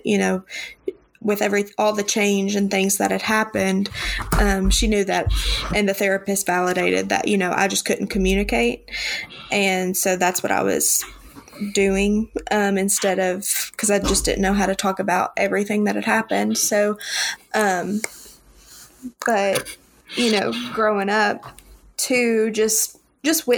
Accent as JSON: {"language": "English", "region": "the Bible Belt", "country": "United States", "tie": "born or raised there", "said": "growing up in the Bible Belt"}